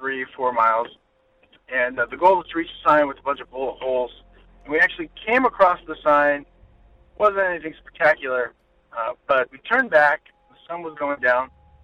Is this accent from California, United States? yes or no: yes; California, United States; I'm calling from Orange County, California. And in my hometown, one of the scariest places is called Black Star Canyon.